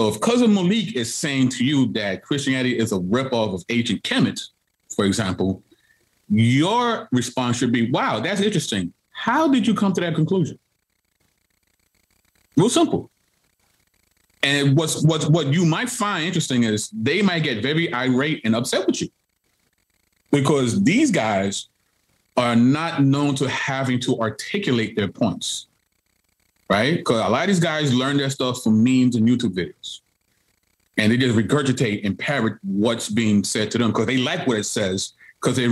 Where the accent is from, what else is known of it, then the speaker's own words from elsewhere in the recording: New York City, New York, United States; I'm born and raised in Brooklyn, New York